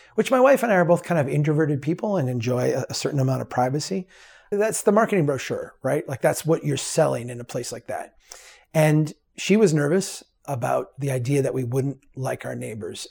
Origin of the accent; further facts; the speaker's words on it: Brainerd, Minnesota, United States; the city of Brainerd. my hometown, the, the city that, uh, I grew up in.